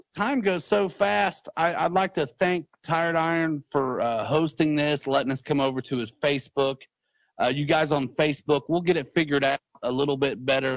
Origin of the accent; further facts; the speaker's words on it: Muncie, Indiana, United States; I love Muncie because it's my hometown